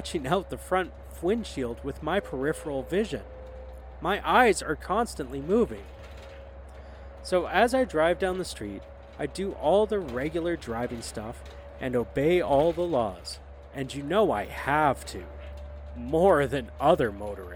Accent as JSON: {"language": "English", "country": "Canada", "said": "I'm Canadian"}